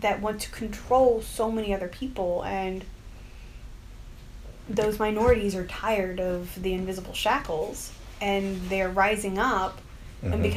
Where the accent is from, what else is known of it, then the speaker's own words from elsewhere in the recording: United States; I'm American